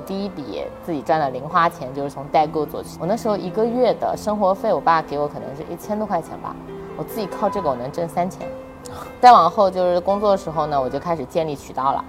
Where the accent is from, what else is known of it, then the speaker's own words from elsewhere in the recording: Nanjing, Jiangsu, China; 我是南京人，我家在南京，我尽量不出南京去做事